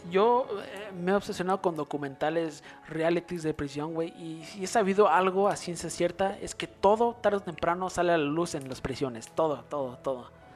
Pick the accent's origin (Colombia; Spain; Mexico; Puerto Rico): Mexico; nosotros somos de México